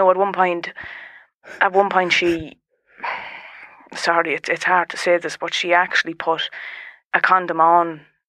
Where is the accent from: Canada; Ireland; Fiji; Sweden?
Ireland; Dundalk, Leinster; now in Meath, Ireland; I'm not even from Mead. I'm from Dundalk, and we moved over because there's no one left in Mead.